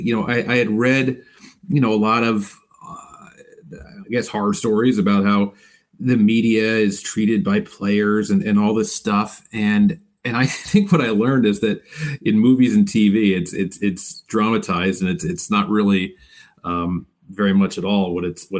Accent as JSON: {"language": "English", "town": "Philadelphia", "region": "Pennsylvania", "country": "United States", "tie": "born or raised there", "said": "I was born in Philadelphia in 1975, and so if you fast forward ahead 5-6 years, Phillies are the best team in baseball, and I'm growing up in the suburbs"}